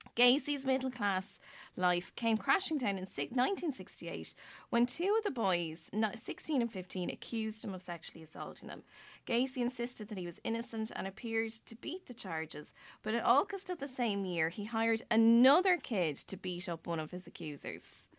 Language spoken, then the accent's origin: English; Ireland; as Irish people